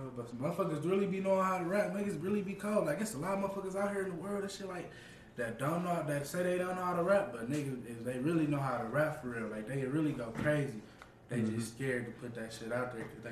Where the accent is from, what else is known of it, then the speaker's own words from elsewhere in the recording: Detroit, Michigan, United States; also born or lived in California; I'm from the city, though. I'm from Michigan, Detroit